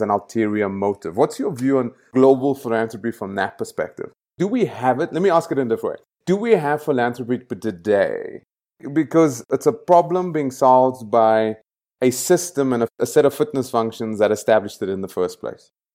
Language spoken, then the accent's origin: English; Johannesburg, Gauteng, South Africa; moved away; I grew up in El Dorado Park. It's a very dangerous place to grow up